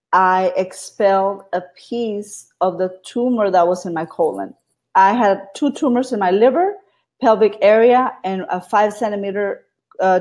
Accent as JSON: {"language": "English", "town": "Brownsville", "region": "Texas", "country": "United States", "tie": "born or raised there", "moved": "as an adult", "lives_now": "Austin, United States", "said": "I'm from Austin, Texas. Was born in Brownsville, Texas, the Valley. And I've been here in Austin 24 years."}